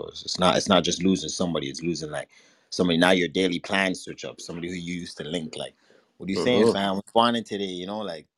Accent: Toronto, Ontario, Canada; I'm from Toronto. I'm born in Regent Park, downtown

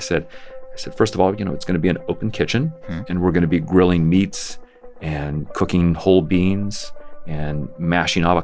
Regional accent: Colorado, United States; moved away; also born or lived in San Francisco; growing up in Colorado

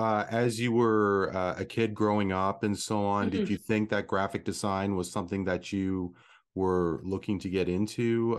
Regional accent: Toronto, Ontario, Canada; Born and raised in the Toronto area.

